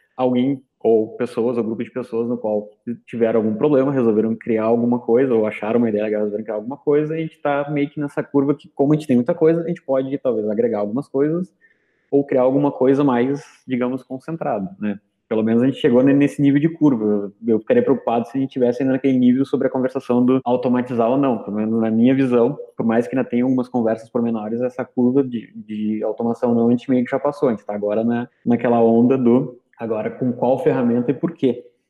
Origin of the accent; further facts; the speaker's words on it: Rio Grande do Sul, Brazil; eu sou do Rio Grande do Sul também